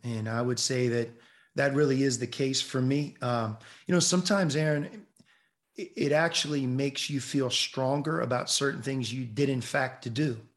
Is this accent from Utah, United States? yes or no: no; Pittsburgh, Pennsylvania, United States; I love the Steelers growing up in Pittsburgh